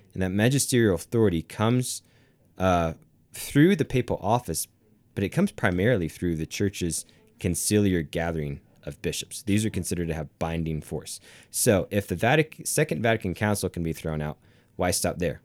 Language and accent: English; the South, United States; moved away; I come from the South